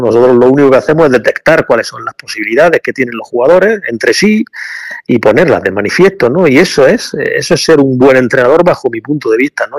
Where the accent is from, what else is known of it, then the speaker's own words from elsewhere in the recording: Granada, Andalusia, Spain; Yo soy de aquí de Granada